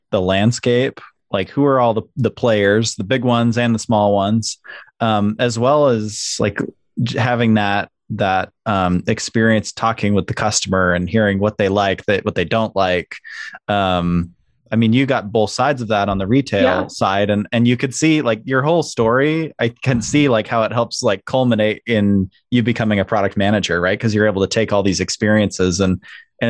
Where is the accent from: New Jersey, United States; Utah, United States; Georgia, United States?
Utah, United States; Salt Lake City; I grew up along the Wasatch Front in Salt Lake